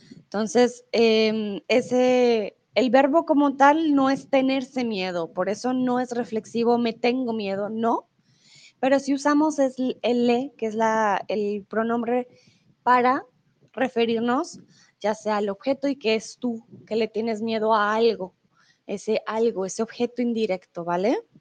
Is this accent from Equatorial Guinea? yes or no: no; Colombia; also born or lived in Mexico; now in Germany; Soy de Colombia. Comúnmente vivo en Alemania